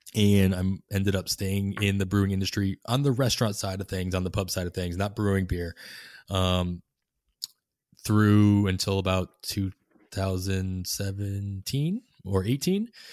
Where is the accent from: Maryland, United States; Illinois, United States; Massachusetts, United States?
Massachusetts, United States; Boston; moved away as an adult; also born or lived in Clearwater, Florida; now in Oakland, United States; growing up in Massachusetts and Boston